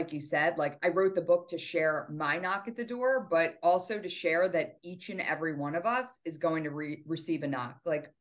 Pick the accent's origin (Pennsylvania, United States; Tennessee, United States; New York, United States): Pennsylvania, United States; Doylestown; moved away as an adult; also born or lived in New Jersey; my hometown where I'd gone to high school